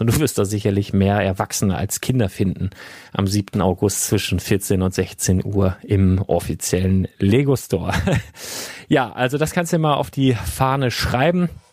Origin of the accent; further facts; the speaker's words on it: Northern Germany, Germany; hier bei uns im Norden und äh, wie es sich für einen echten Norddeutschen gehört